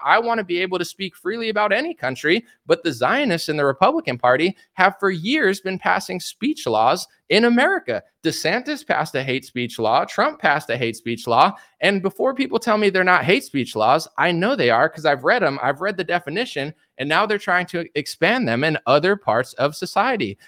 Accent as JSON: {"language": "English", "country": "United States", "said": "I'm American"}